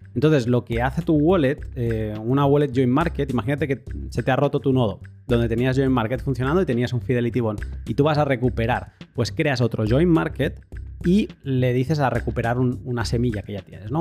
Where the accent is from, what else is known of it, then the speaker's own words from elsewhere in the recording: Catalonia, Spain; yo que soy catalán